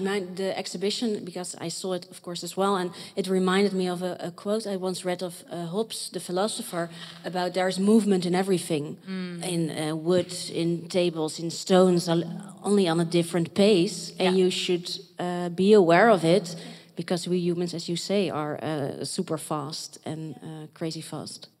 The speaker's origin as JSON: {"language": "English", "town": "Rotterdam", "region": "South Holland", "country": "Netherlands", "said": "I am from Rotterdam"}